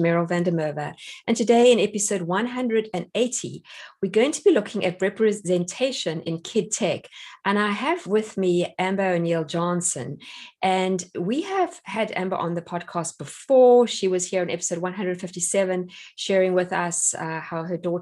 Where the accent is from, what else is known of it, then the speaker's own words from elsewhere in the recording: South Africa; now in United States; I'm South African